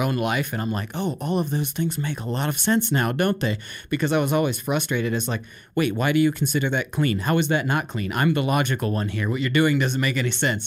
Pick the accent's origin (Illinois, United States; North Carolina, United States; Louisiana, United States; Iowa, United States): Iowa, United States; moved away; also born or lived in Ankeny, Iowa; I come from Iowa and had never seen the ocean